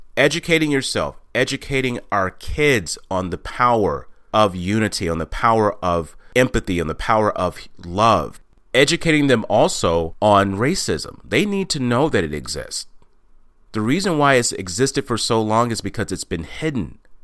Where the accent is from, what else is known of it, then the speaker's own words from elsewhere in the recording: Texas, United States; moved away as an adult; also born or lived in Washington; I was born and raised in Texas